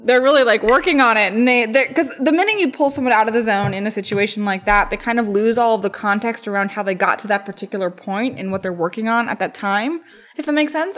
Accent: East Coast, United States; moved away; I come from the East Coast

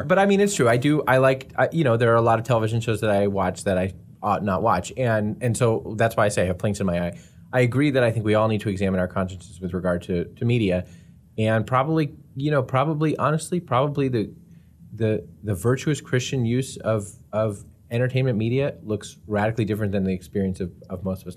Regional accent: United States; half this podcast is the U.S. freaking

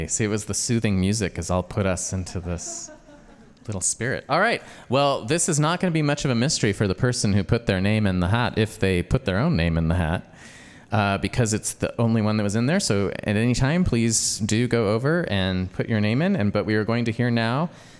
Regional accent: Boise, Idaho, United States; also born or lived in Portland; growing up in Boise

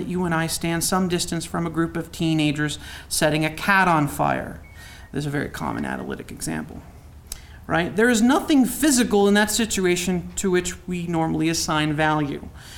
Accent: United States; also born or lived in Youngstown, Ohio / New Castle, Pennsylvania; I'm from Newcastle and Youngstown

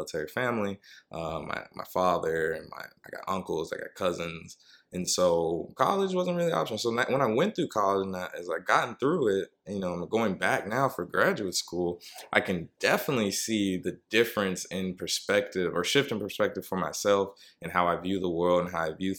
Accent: Columbus, Georgia, United States; now in New York, United States; I'm from Georgia, Columbus, Georgia, to be exact.

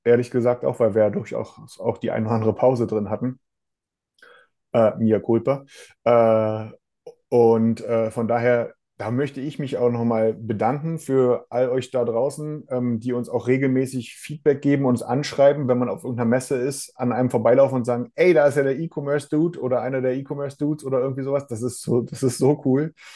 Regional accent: Germany; Bei uns in Deutschland

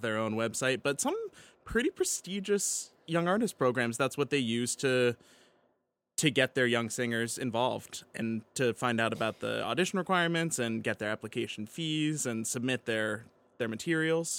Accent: Pittsburgh, Pennsylvania, United States; moved away; proud of my hometown team

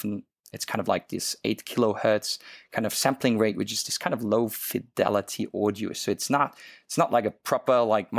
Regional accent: Luxembourg; English is a second language; now in Hong Kong; if the listener actually wondered why my accent sounds so funny, I'm not originally from Hong Kong. I'm actually from a small little country called Luxembourg, and lived in so many different countries and started speaking different languages.

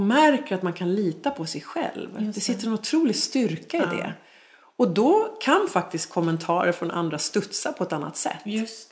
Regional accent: Sweden; also born or lived in Dubai; Så jag föddes i Sverige

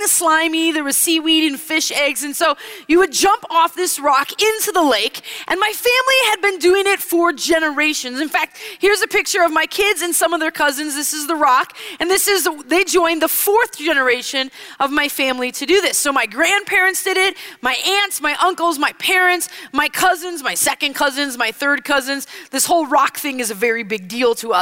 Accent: Wisconsin, United States; I grew up in Wisconsin, and growing up in Wisconsin, we spent most weekends in the summer at our cabin

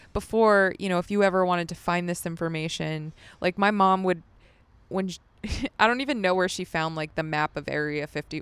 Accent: Las Vegas, Nevada, United States; As a kid, I grew up in Las Vegas.

